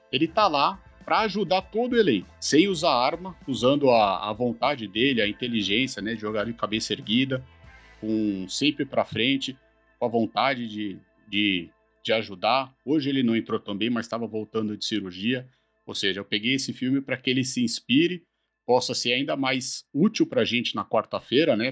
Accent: Brazil; como brasileiro

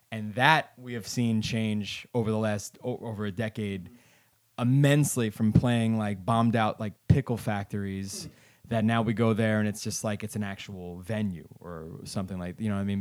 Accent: New York City, New York, United States; also born or lived in Bay Ridge, Brooklyn; the place where I, where I grew up in Garrison Beach

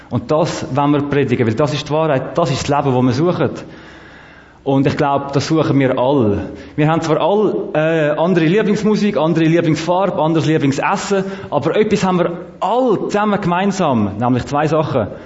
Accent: Zurich, Switzerland; Erstens, ich habe nicht so viel Zeit und zweitens, ich bin aus Zürich.

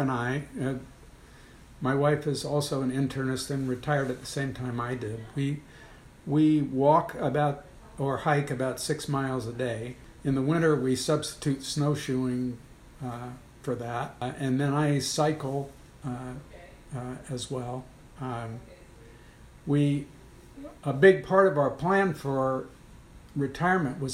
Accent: Cooperstown, New York, United States; moved away as an adult; also born or lived in New Haven, Connecticut / Baltimore, Maryland; now in Rochester, United States; I was born and raised in Cooperstown, New York

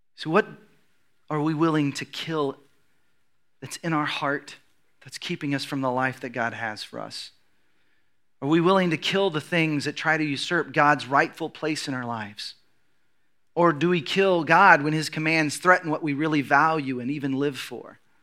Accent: United States

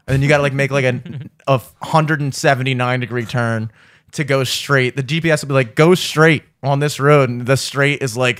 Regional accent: Boston, Massachusetts, United States; Like, you know how you always hear like Boston, like Southie. I'm from Southie.

